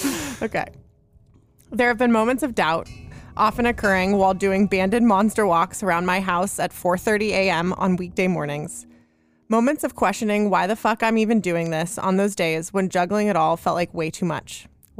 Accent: Carmel, California, United States; born or raised there; also born or lived in Los Angeles, United States / San Francisco, United States

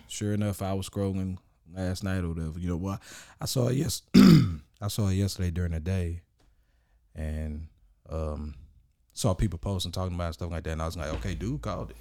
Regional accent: Orange, Texas, United States; I was born and raised in Orange, Orange, Texas

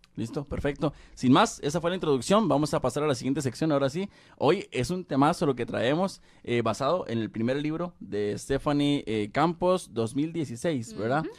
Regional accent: Costa Rica; acá en mi país, Costa Rica

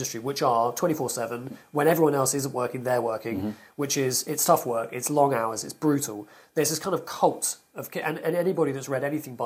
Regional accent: the South West, South West England, United Kingdom; moved away as an adult; also born or lived in London; now in Somerset, United Kingdom; I'm from the Southwest

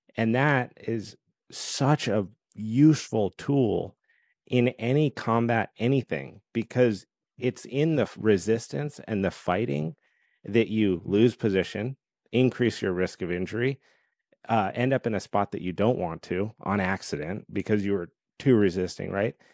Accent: Colorado, United States; my whole background was competitive skiing growing up in Colorado

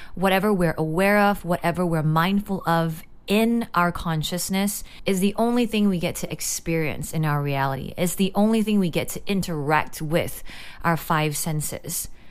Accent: Singapore; growing up in Singapore

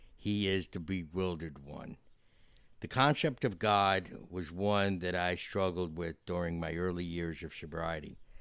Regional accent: Yonkers, New York, United States; a scene that was filmed in Yonkers, which is in my hometown

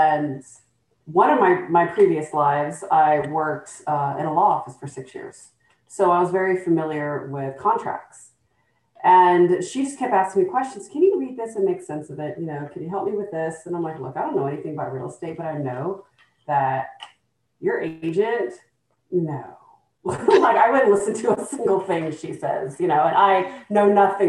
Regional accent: Columbus, Georgia, United States; also born or lived in Texas; I was born in Georgia. I spent most of my life in Texas. I'm from Columbus, Georgia.

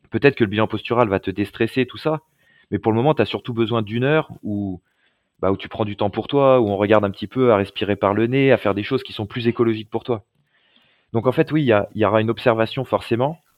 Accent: Lyon, Auvergne-Rhône-Alpes, France; j'étais de Lyon, lui était de Saint-Étienne

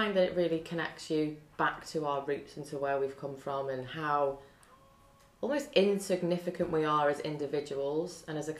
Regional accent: North Wales, United Kingdom; I grew up down in North Wales, spent most of my summers there, and it was on the beach.

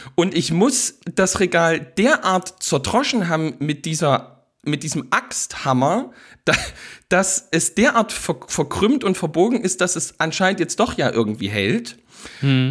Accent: East Germany, Germany; als Ostdeutscher wächst man ja schließlich und ergreifend damit auf

